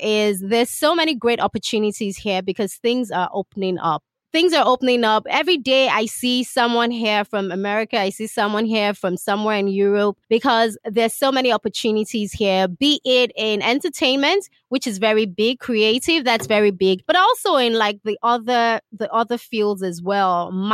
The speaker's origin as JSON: {"language": "English", "country": "Nigeria", "said": "me being a Nigerian"}